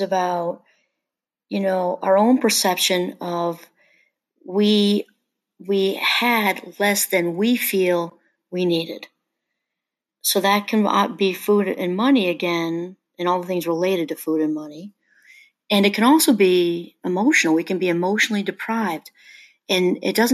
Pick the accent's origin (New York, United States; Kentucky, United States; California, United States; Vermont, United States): New York, United States; I'm from New York